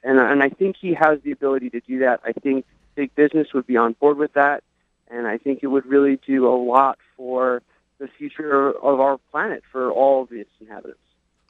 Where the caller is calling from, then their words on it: Long Island, New York, United States; I'm calling from Long Island.